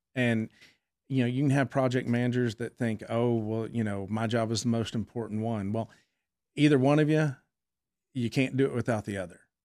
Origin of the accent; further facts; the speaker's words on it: Fort Worth, Texas, United States; I'm a native Texan. I was born in Fort Worth.